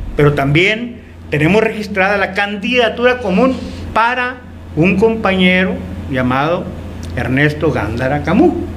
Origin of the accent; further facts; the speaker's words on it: Etchojoa, Sonora, Mexico; mi municipio de Chojoa